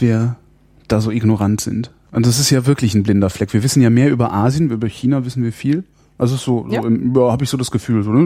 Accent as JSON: {"language": "German", "country": "Germany", "tie": "born or raised there", "said": "ich bin halt in, in der Bundesrepublik aufgewachsen"}